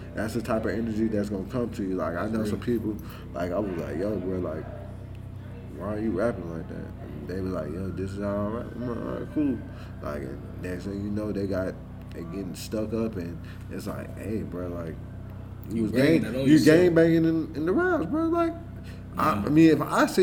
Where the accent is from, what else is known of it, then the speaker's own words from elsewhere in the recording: the South, United States; me being from the South